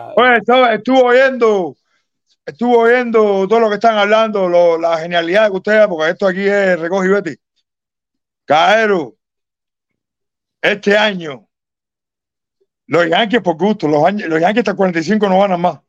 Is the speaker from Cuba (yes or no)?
yes; Cuba; soy cubano